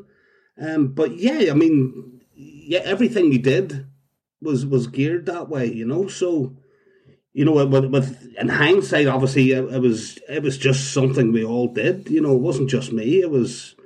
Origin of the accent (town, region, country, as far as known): Belfast, Northern Ireland, United Kingdom; born or raised there; moved away as an adult; also born or lived in London / Cape Town